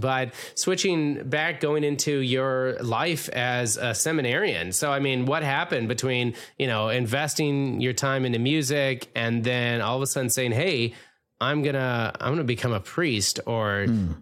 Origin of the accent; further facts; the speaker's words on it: Minnesota, United States; David was born and raised in Minnesota, like myself